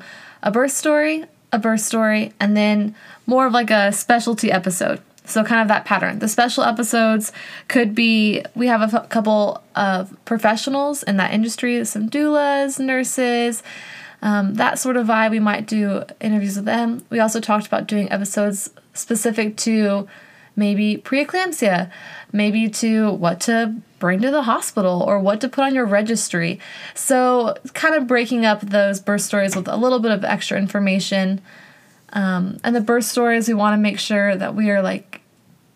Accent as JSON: {"language": "English", "region": "Colorado", "country": "United States", "tie": "born or raised there", "moved": "yes", "lives_now": "Nashville, United States", "said": "I was born in Colorado. We moved to Nashville like 15 years ago, maybe a little bit less than"}